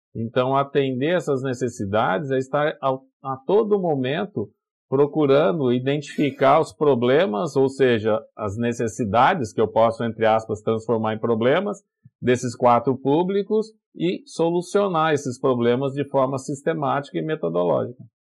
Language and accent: Portuguese; Brazil; Eu, eu sou do, do interior, lá do Vale do Paraíba